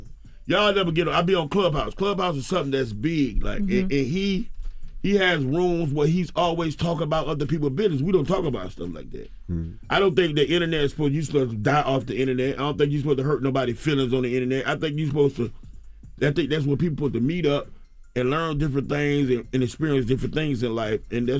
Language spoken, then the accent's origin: English; the South, United States; Well, I'm from the South, but they don't really.